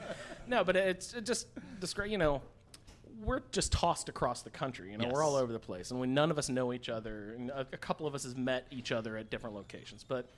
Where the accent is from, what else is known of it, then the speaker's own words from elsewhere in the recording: Indiana, United States; I'm from Indiana. I just flew in from Indianapolis.